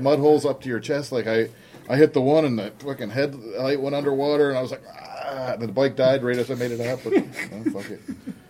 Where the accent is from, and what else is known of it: Pennsylvania, United States; born or raised there